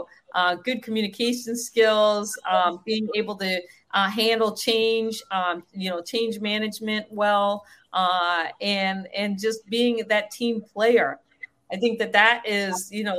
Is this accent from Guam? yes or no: yes; Guam; I was born in Guam, which sits on the Marianas